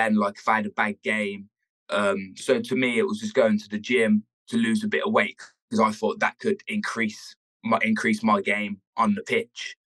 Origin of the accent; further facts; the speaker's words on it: Worcester, West Midlands, United Kingdom; grow up here and to live here still